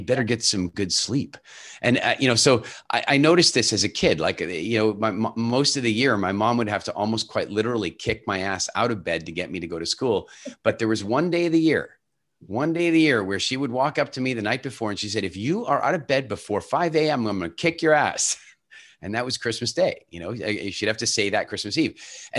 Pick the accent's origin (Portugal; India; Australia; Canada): Canada; also born or lived in South Africa / Ireland / England / Turks and Caicos; I was born in South Africa and largely grew up in Canada, but since then I've lived all over the world, Ireland, England, Turks and Caicos, Dominican Republic.